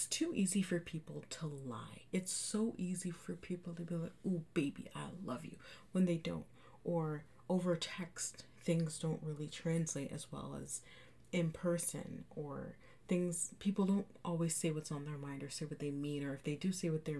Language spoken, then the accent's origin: English; Canada; I'm from Canada, and right now we're in a lockdown